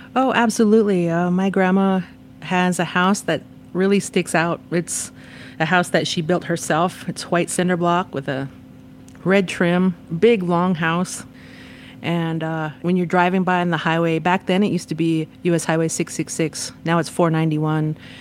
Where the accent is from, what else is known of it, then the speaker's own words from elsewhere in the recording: Tohatchi, New Mexico, United States; right outside of my community of Tohachi